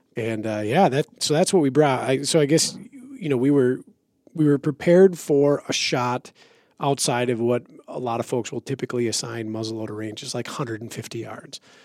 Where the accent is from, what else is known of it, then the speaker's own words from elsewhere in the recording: Minnesota, United States; I'm from Minnesota